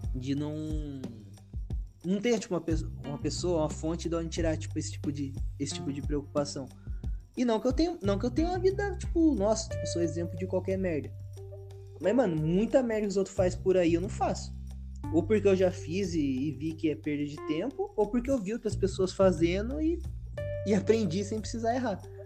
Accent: Brazil; eu nasci aqui no Brasil

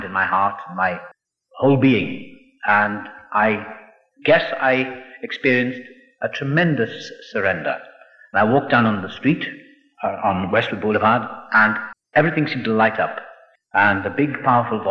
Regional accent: Wales, United Kingdom; also born or lived in Los Angeles, California; now in England; I was born across the water in Wales. I'm Welsh

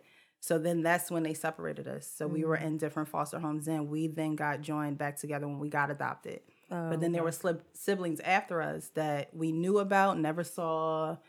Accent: Jersey City, New Jersey, United States; now in Wellingborough, United Kingdom; But yeah, I came straight from Jersey City to Wellingborough. Now, while I was in Jersey City, I was in 4 foster homes.

